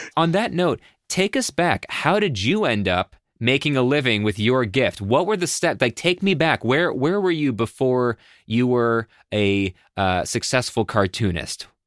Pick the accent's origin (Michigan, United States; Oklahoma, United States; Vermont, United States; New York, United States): New York, United States; Buffalo; I grew up in Buffalo